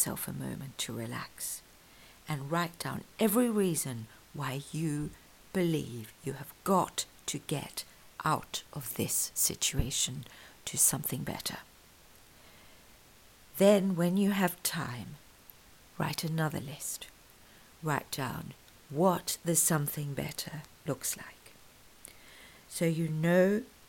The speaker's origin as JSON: {"language": "English", "region": "KwaZulu-Natal", "country": "South Africa", "tie": "born or raised there", "said": "I grew up in South Africa. I was born in Natal, where Zulu is one of the native languages there"}